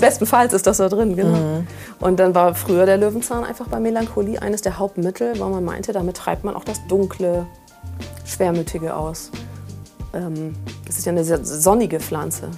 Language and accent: German; Friesland, Lower Saxony, Germany; now in Hamburg, Germany; ich bin in Friesland groß geworden, so richtig schön auf dem Dorf und sehr ländlich und sehr grün